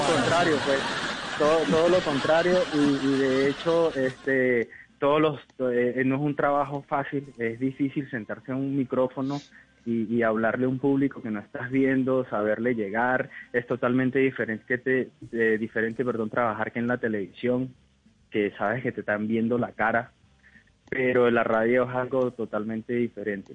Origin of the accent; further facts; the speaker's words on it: Venezuela; moved away as an adult; now in Cali, Colombia; realmente no soy de aquí, yo soy de Venezuela, pero ya ahora en diciembre cumplo tres años aquí en Colombia